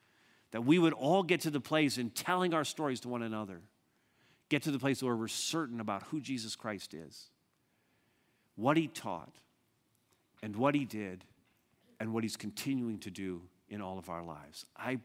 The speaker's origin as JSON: {"language": "English", "town": "Montreal", "region": "Quebec", "country": "Canada", "also_born_or_lived": "Southern Ontario", "said": "We moved from Montreal to Southern Ontario, and we went through a massive crisis in many different ways."}